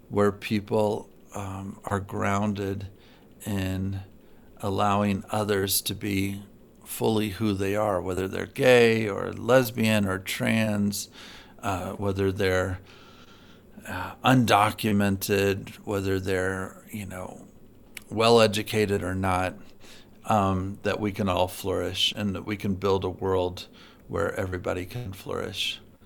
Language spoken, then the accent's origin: English; Galesburg, Illinois, United States; moved away; I'm from Galesburg, Illinois, um, originally.